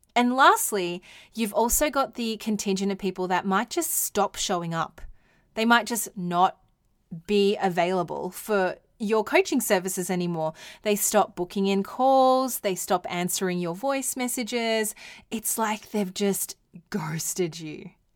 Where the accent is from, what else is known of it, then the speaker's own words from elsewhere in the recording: Australia; accent: Australian; my Australian accent